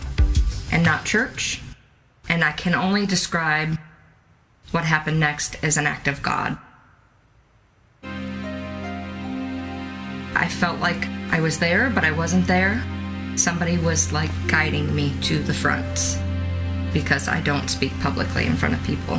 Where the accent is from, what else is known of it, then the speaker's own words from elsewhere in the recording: Boston, Massachusetts, United States; I grew up in Boston, Massachusetts.